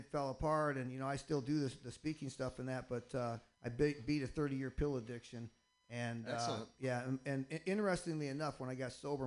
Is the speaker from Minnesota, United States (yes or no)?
no; Michigan, United States; now in Boston, United States; I'm originally from Michigan